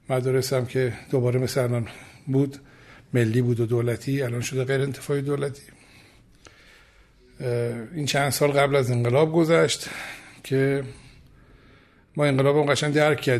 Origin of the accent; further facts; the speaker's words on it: Tehran, Tehran Province, Iran; خودم پدرم مادرم تهران دنیا آمدیم در محل نارمک تهران در واقع دنیا آمدم و بزرگ شدم